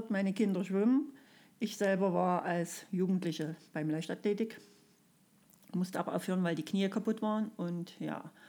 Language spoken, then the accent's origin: German; Freiberg, Saxony, Germany; Da war in Freiberg, in meiner Heimatstadt, ein Wettkampf.